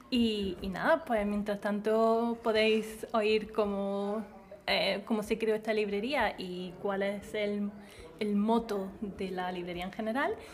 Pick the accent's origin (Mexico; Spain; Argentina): Spain; Granada, Andalusia; yo soy más de Granada